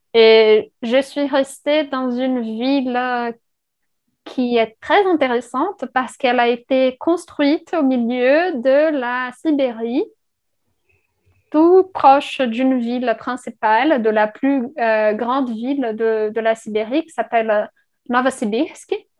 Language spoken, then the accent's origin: French; Brazil; first language Portuguese; French is a second language; moved away; je viens du Brésil.